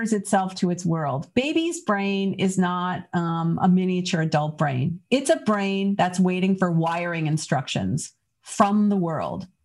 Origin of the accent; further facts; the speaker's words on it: Canada; now in United States; I grew up in Canada